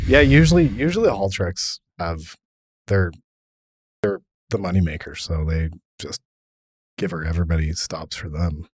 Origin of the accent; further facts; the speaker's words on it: Kimberley, British Columbia, Canada; I grew up in Kimberly